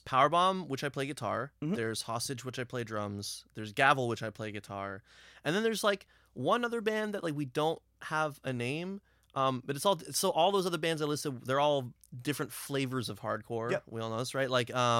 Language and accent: English; Brampton, Ontario, Canada; I'm from Brampton, mm-hmm. right? Like, I still live in Brampton now.